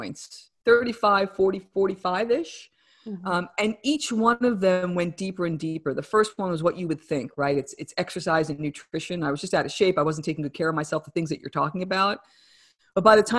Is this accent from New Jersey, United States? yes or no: yes; New Jersey, United States; accent: New Jersey; my New Jersey accent